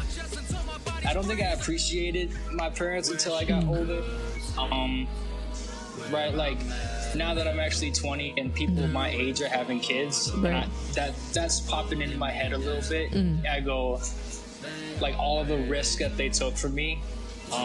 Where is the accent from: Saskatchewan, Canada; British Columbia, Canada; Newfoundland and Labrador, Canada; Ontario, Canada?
Ontario, Canada; Toronto area; also born or lived in Oakville / Mississauga / Brampton; grew up in a couple of the cities around Toronto, Oakville, Mississauga, Brampton